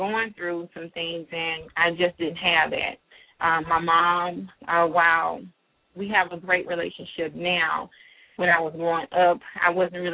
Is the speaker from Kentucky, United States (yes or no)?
no; Monroe, Louisiana, United States; moved away as an adult; now in Atlanta, United States; I'm a Southern girl. I grew up in Monroe, Louisiana